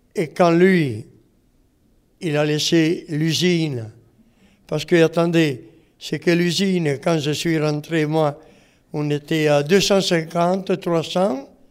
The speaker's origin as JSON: {"language": "French", "country": "Italy", "second_language": "French", "moved": "as an adult", "lives_now": "Montreuil, France", "said": "quand je suis arrivé d'Italie, j'ai habité sur le but à Morel."}